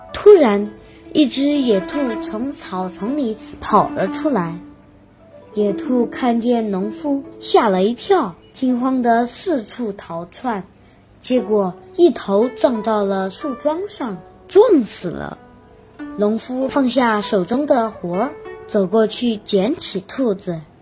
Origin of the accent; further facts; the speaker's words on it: Santai, Sichuan, China; 今年九岁了。我来自狮山省三台县同川三小三年级三班